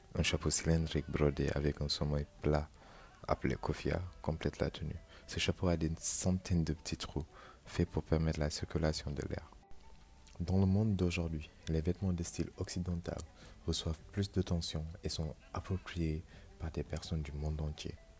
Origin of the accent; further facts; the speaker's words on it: Senegal; moved away; mon pays d'origine, le Sénégal